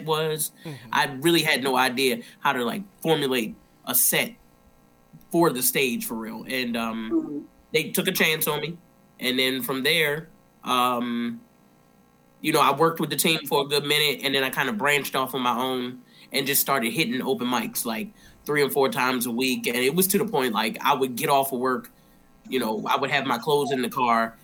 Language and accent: English; Baltimore, Maryland, United States; I'm from Baltimore. Unfortunately, so I started in Baltimore.